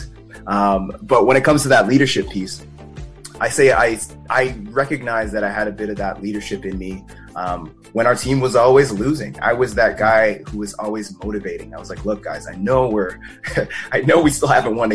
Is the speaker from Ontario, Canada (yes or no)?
no; Calgary, Alberta, Canada; I was born and raised in Calgary, Alberta